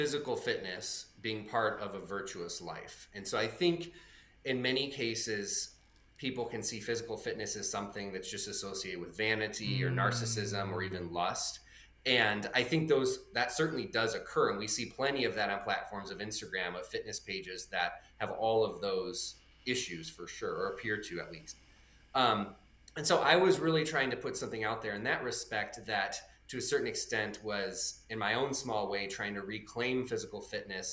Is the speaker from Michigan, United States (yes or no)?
yes; Michigan, United States; moved away as an adult; also born or lived in Southern Ohio; now in Kentucky, United States; I grew up in Michigan.